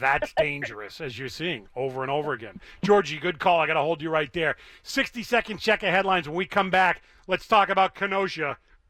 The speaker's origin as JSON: {"language": "English", "country": "Cuba", "tie": "born or raised there", "said": "Let me tell you about bad, because I grew up in Cuba."}